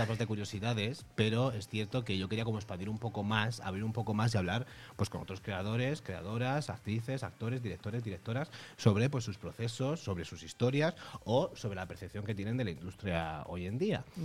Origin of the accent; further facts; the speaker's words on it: Andalusia, Spain; que yo soy de Almería, por cierto.